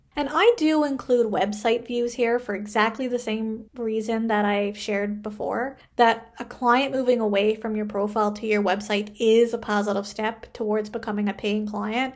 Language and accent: English; Canada; I am a Canadian social worker